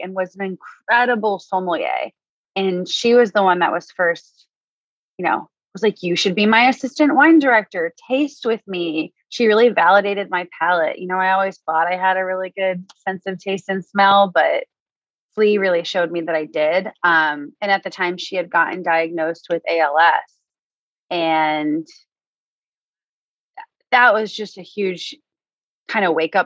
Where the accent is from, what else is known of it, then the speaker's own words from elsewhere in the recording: Massachusetts, United States; moved away as an adult; also born or lived in Nashville / San Francisco / New York; now in Los Angeles, United States; I'm originally from Massachusetts